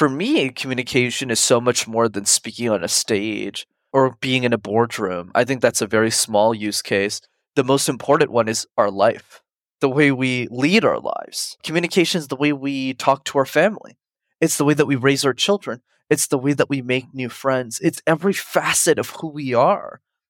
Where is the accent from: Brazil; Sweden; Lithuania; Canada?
Canada; Montreal, Quebec; I grew up in Montreal in Canada, and it's a city where you need to know how to speak French, which is a language I didn't know.